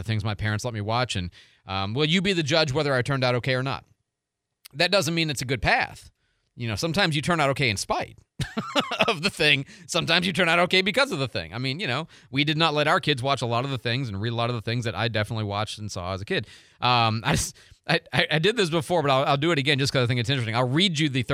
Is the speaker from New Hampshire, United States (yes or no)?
no; Chicago, Illinois, United States; now in Pensacola, United States; I grew up in Chicago